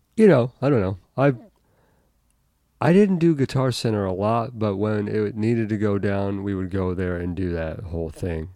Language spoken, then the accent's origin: English; Euclid, Ohio, United States; moved away as an adult; also born or lived in New York; I live near Shaker now, but I grew up in Euclid